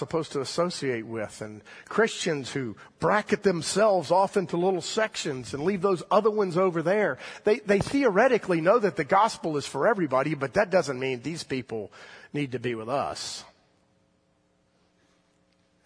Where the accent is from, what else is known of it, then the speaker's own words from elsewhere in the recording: the South, United States; I grew up in the South in the 1960s